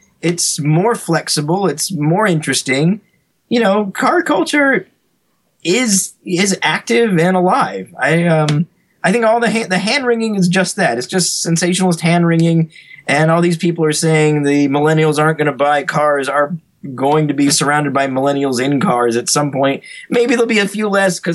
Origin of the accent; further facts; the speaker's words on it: Greensboro, North Carolina, United States; I grew up actually in North Carolina in a town called Greensboro